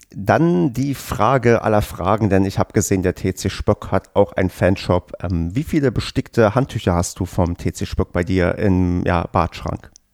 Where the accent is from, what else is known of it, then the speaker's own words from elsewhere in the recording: the East, eastern Germany, Germany; ich bin ja im Osten mit Tennis groß geworden